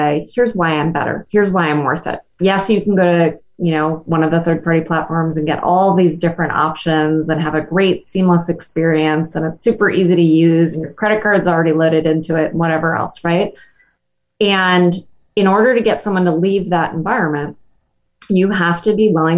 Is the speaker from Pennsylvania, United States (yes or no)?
no; Wisconsin, United States; I'm from Wisconsin